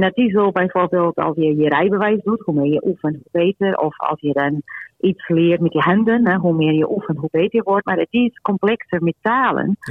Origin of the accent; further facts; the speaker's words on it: Portugal; now in Netherlands; ik kom uit Portugal, wij spreken Portugees met elkaar